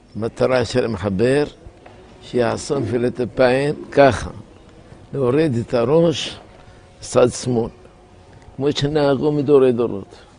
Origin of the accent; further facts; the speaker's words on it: La Marsa, Tunis Governorate, Tunisia; moved away; בילדותי, בגיל שש, הייתי במרסה, במקום כזה, על יד חוף הים, שנקרא מרסה